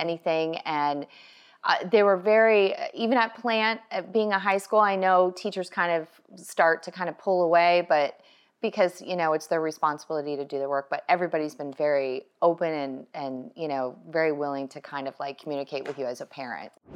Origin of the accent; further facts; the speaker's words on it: Canada; moved away as an adult; now in Tampa Bay area, United States; I was born and raised in Canada, oh, Canada.